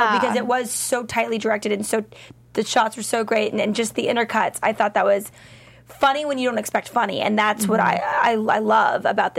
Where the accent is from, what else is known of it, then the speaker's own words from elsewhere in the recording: Texas, United States; moved away as an adult; also born or lived in West Hollywood, Los Angeles; now in Los Angeles, United States; It's hard because we do live in Los Angeles. I personally live in West Hollywood, and I'm from Texas, which I think we can all say that it's a red state.